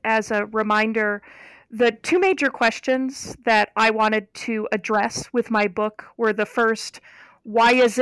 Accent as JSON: {"language": "English", "town": "Geneva", "region": "Ohio", "country": "United States", "tie": "born or raised there", "moved": "yes", "said": "I am from Northeastern Ohio, and I grew up about 3 miles from Lake Erie"}